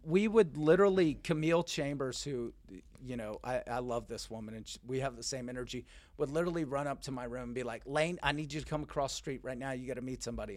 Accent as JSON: {"language": "English", "town": "Richardson", "region": "Texas", "country": "United States", "tie": "born or raised there", "said": "I grew up in Dallas, Texas"}